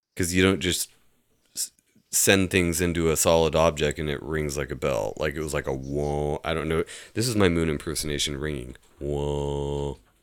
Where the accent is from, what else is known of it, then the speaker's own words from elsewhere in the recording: United States; we're American